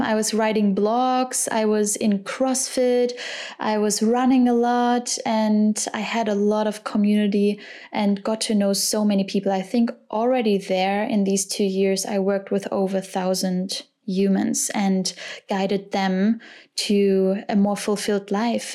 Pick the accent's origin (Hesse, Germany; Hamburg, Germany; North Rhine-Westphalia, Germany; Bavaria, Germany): North Rhine-Westphalia, Germany; Cologne; I was born and raised in Cologne